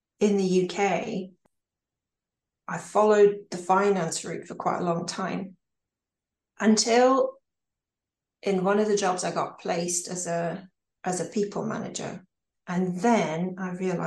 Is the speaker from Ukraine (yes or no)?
yes; Ukraine; moved away as an adult; also born or lived in United States; I was born in Ukraine, and I left at the age of 19